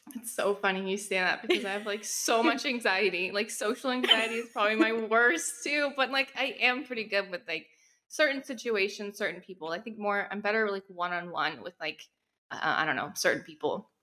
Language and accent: English; Texas, United States; now in New York, United States; I currently live in New York, but I'm from Texas